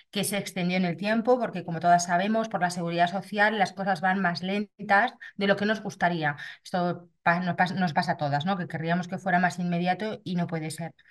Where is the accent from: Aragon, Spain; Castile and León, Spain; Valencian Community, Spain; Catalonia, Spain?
Aragon, Spain; Zaragoza; Actualmente tengo 49 años, soy de Zaragoza